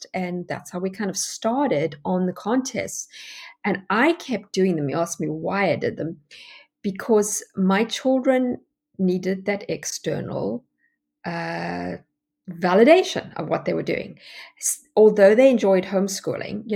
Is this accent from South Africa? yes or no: yes; South Africa; moved away as an adult; now in United States; you can hear from my accent that I'm not American. Well, I am American. I have my American citizenship now, but I actually come from South Africa